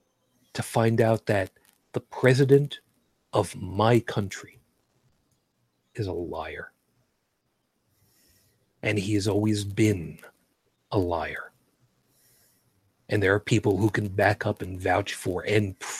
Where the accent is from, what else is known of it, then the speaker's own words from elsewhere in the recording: United States; I am an American citizen